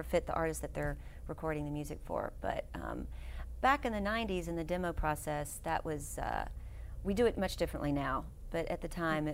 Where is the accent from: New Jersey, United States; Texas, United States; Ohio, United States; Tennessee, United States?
Tennessee, United States; Nashville; also born or lived in Arizona; Nashville, which is my hometown